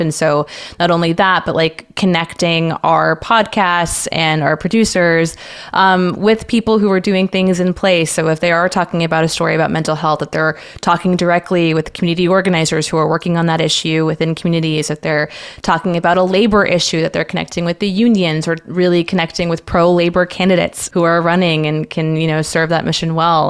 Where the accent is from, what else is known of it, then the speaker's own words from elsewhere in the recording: San Antonio, Texas, United States; moved away as an adult; also born or lived in Washington, D.C.; I grew up in San Antonio, Texas, far and away from D C